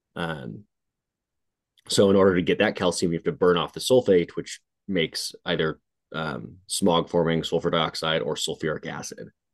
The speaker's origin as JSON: {"language": "English", "town": "Seattle", "region": "Washington", "country": "United States", "tie": "born or raised there", "said": "I grew up in Seattle"}